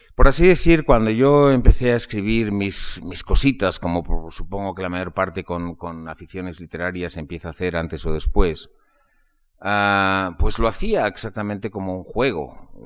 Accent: Spain; en los años 50 eh, y 60 de mi infancia se leía mucho en España

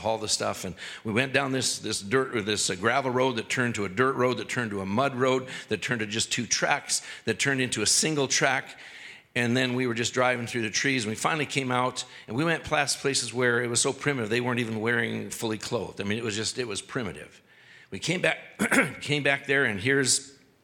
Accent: Canada; this white guy from the cities or from Canada

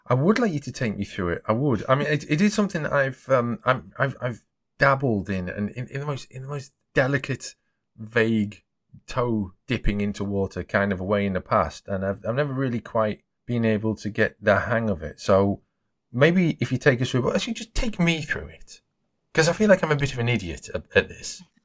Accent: the north of England, United Kingdom; accent: Northern England; my accent is Northern England

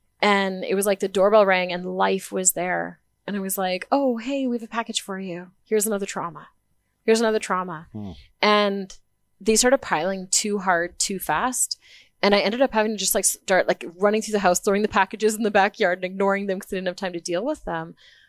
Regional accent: Vanderhoof, British Columbia, Canada; I was born in Vanderhoof, BC.

